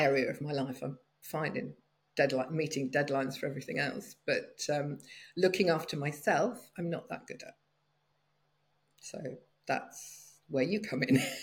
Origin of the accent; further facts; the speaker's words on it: United Kingdom; moved away as an adult; also born or lived in London; now in France; I've spent most of my life in the UK, but I've been living in southern France for the last seven years